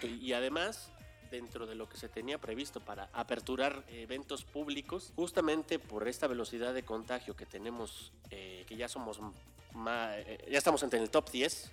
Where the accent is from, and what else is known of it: Mexico